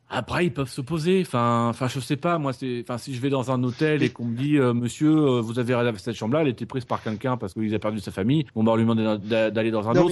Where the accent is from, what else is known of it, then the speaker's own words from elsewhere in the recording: France; chez nous en France